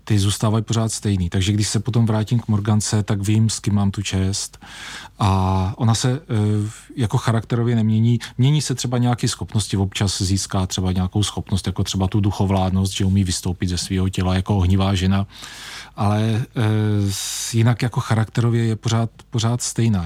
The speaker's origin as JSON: {"language": "Czech", "region": "Vysočina Region", "country": "Czechia", "tie": "born or raised there", "said": "tady Vysočina, eh, Třebíč a Jihlava, to je prostě můj domov"}